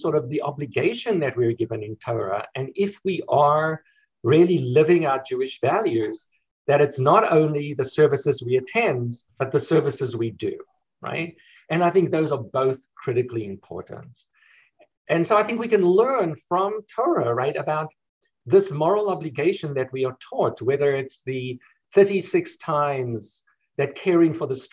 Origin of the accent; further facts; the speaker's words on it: South Africa; now in United States; in South Africa, actually my home country